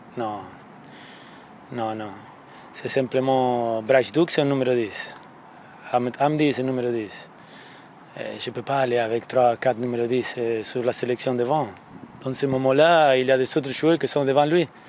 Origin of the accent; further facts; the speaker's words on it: Quebec, Canada; en tant que bonne Québécoise qui joue au soccer